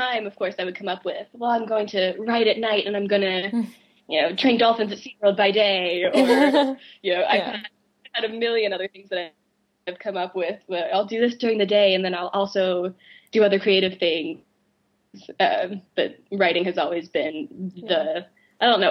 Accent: Oklahoma, United States; I grew up in Oklahoma

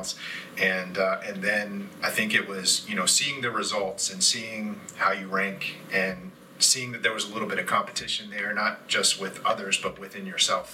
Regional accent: Hampton, Virginia, United States; also born or lived in Newport News, Virginia; So between Hampton and Newport News, that's where I'm from

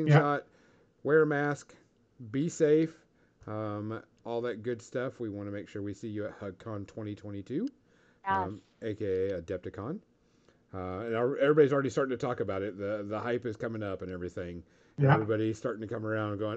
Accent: Louisiana, United States; moved away; All of my friends in Louisiana right now. That's my home state.

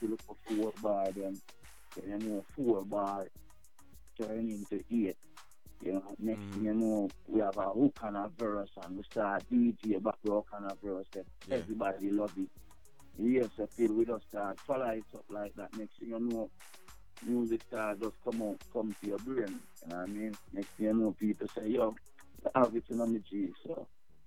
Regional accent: Montego Bay, Saint James, Jamaica; I'm from Montego Bay in Jamaica.

